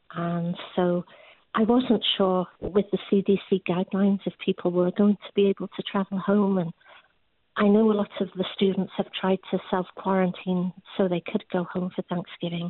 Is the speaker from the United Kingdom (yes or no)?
yes; England, United Kingdom; moved away as an adult; now in United States; I'm English